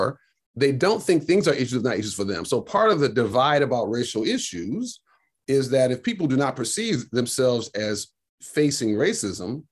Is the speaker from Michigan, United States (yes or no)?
yes; Detroit, Michigan, United States; I grew up raised in Detroit